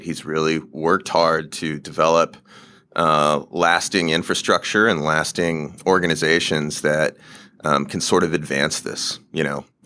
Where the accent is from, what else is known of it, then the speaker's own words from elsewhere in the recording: Alaska, United States; I'm from Alaska